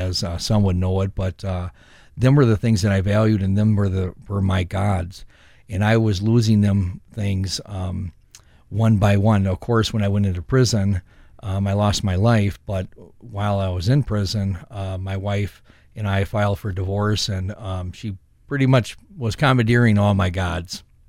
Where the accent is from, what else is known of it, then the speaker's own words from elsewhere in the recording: Saint Paul, Minnesota, United States; I grew up in Saint Paul on the west side